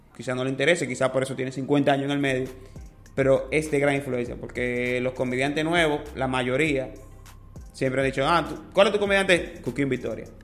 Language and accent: Spanish; Dominican Republic; Para nosotros es un orgullo como dominicano